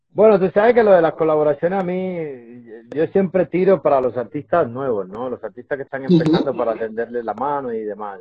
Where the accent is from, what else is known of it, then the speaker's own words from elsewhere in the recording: Dominican Republic; como buen isleño que soy de la República Dominicana